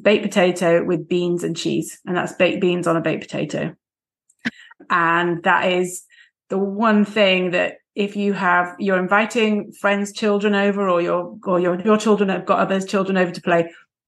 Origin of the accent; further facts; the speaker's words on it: England, United Kingdom; moved away; England, to my home country